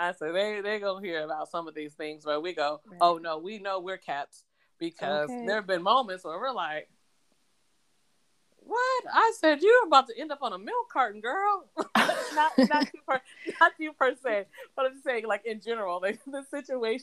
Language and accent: English; Washington, United States; we're from Washington State. So we're not new to rain.